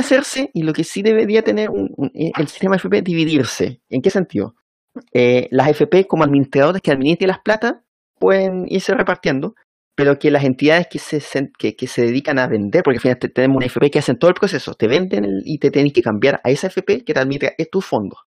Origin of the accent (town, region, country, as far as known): Chile